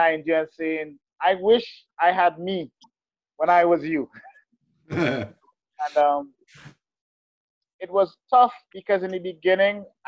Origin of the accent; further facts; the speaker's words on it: Trinidad & Tobago; now in Utah, United States; I'm Trinidad.